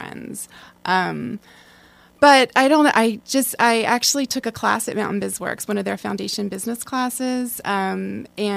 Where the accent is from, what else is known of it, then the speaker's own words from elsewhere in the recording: Baltimore, Maryland, United States; moved away as an adult; also born or lived in Washington, D.C.; now in Asheville, United States; I was born and raised in Baltimore, Maryland.